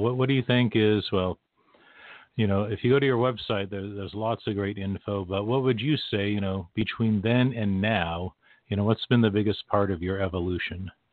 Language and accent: English; West Coast, United States; I grew up on the West Coast